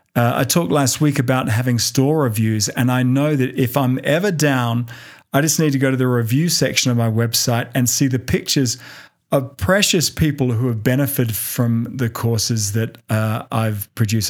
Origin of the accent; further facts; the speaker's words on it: Australia; moved away as an adult; now in United States; my homeland of Australia